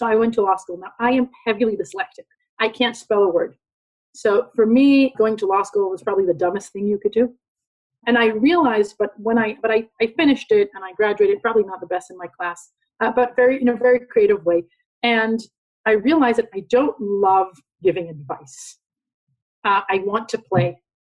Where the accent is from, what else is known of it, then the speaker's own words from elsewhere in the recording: London, United Kingdom; born there; I was born in London, but I'm an Israeli